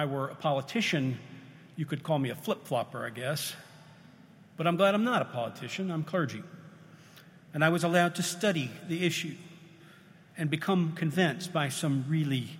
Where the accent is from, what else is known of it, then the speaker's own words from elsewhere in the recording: United States; I'm an American